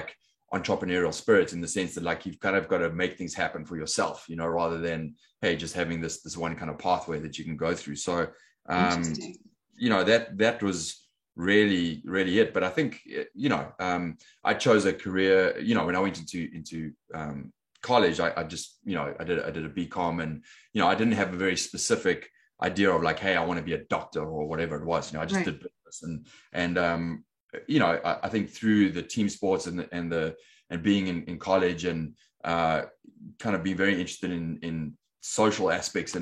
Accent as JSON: {"language": "English", "town": "Johannesburg", "region": "Gauteng", "country": "South Africa", "tie": "born or raised there", "also_born_or_lived": "London, United Kingdom", "accent": "South African", "moved": "as an adult", "lives_now": "Los Angeles, United States", "said": "I grew up in Johannesburg, South Africa, and I was there pretty much all my, you know, from being born until I left South Africa when I was 23"}